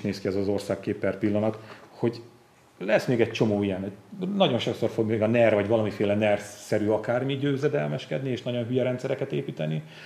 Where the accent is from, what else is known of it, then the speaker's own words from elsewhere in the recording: Borsod-Abaúj-Zemplén, Hungary; én, mint Zempléni